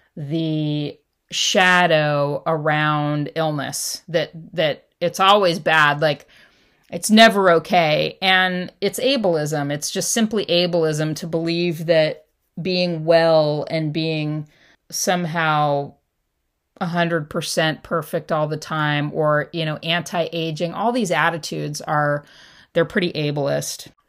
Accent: Los Angeles, California, United States; I grew up in Southern California and Los Angeles

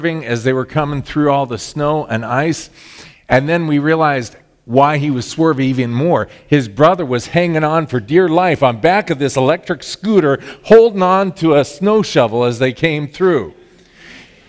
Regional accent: Southern California, United States; now in Illinois, United States; I grew up in Southern California

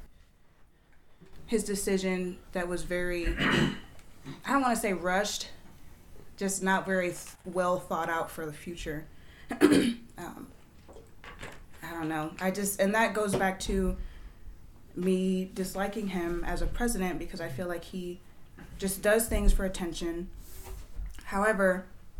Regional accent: United States; as an American

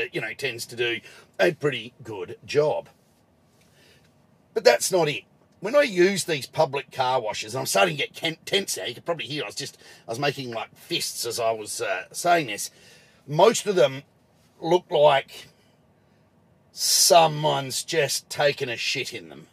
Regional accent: Adelaide, South Australia, Australia; in my home state, in my hometown, Adelaide now

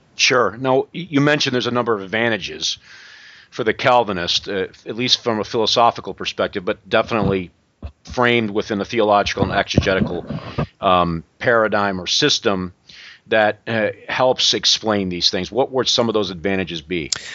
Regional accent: Western New York, United States; now in Greenville, United States; I'm from Western New York

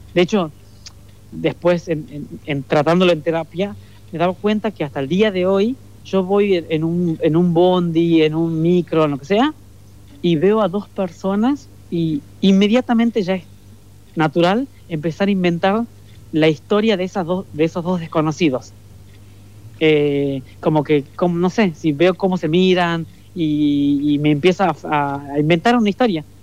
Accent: Leales, Tucumán, Argentina; moved away as an adult; now in Buenos Aires, Argentina; en el pueblito, en Leales, donde yo nací

